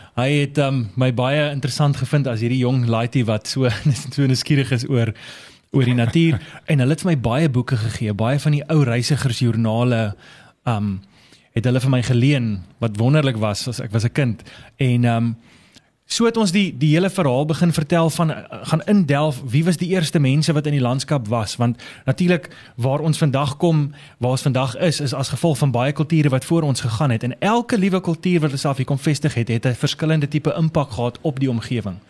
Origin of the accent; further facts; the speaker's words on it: Durbanville, Western Cape, South Africa; ek is gebore in in Durbanville, Bellville in die Kaap